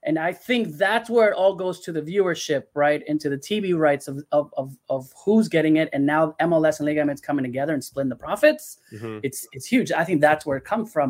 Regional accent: León, Guanajuato, Mexico; Leon, my team, my hometown team

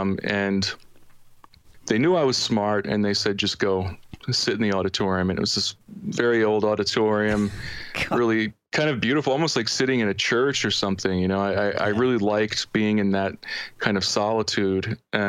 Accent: Chichester, Pennsylvania, United States; also born or lived in Delaware; I lived in Delaware from the age of 13 to 21. But prior to that, I lived in an area called Chichester, Pennsylvania. It's not far from Philly.

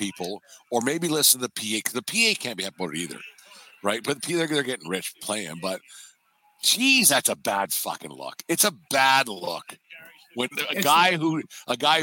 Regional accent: Canada; we're Canadian

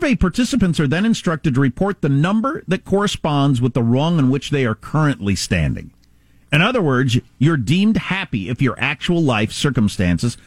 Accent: South Dakota, United States; moved away; I come from the Midwest and South Dakota originally

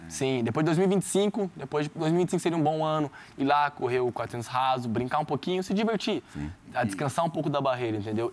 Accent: São Joaquim da Barra, São Paulo, Brazil; me conhece de São Joaquim da Barra, me conhece da rua lá da minha quebrada

